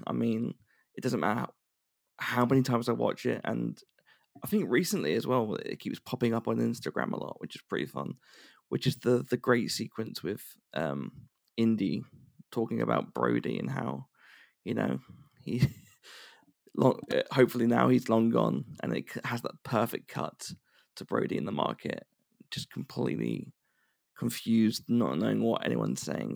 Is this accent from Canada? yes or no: no; United Kingdom; being a Brit